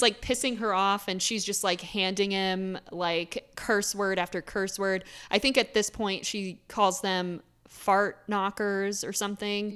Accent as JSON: {"language": "English", "region": "Florida", "country": "United States", "tie": "born or raised there", "moved": "yes", "lives_now": "Philadelphia, United States", "said": "I grew up in Florida, so I have a lot of Florida stories"}